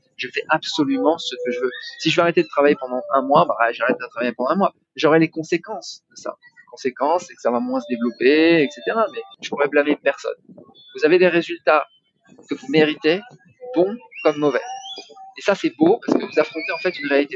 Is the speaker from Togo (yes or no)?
no; France; now in Bali, Indonesia; je suis français, hein, j'ai une seule nationalité, c'est français